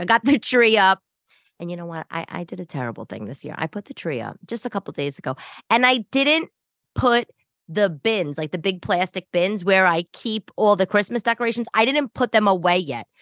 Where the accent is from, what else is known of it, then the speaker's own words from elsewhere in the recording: New York City, New York, United States; also born or lived in Upper East Side, Manhattan; I'm from Staten Island and Brooklyn